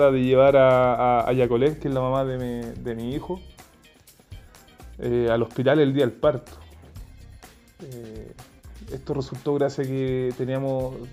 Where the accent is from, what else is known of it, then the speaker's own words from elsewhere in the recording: Chepica, O'Higgins, Chile; ciclista, soldador artesano y esta es la historia de mi primera bici. Yo soy de Chepica, eh, un pueblo de la sexta región.